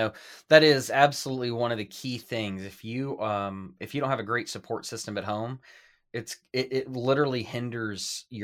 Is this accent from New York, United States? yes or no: no; Louisville, Kentucky, United States; my hometown, Louisville, Kentucky.